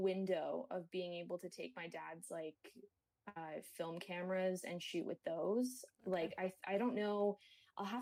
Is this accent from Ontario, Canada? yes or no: yes; Kingston, Ontario, Canada; now in Toronto, Canada; I was born in Kingston, Ontario, which is a few hours away from Toronto.